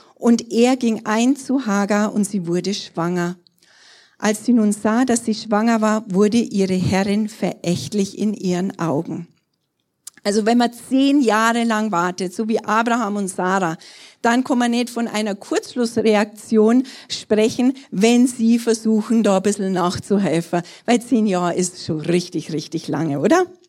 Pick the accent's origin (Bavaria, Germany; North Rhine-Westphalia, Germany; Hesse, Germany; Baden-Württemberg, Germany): Bavaria, Germany; Trostberg; also born or lived in Erding; in Trostberg zu sein, das ist irgendwo so meine Heimat, da bin ich groß geworden